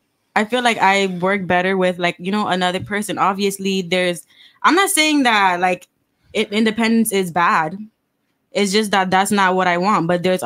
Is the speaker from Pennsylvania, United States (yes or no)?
no; Miami, Florida, United States; I'm from America, Miami.